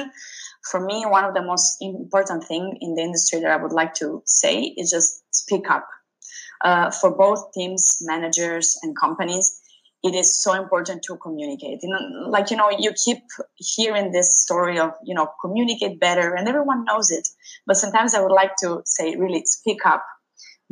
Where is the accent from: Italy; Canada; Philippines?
Italy; Sicily; I grew up in Sicily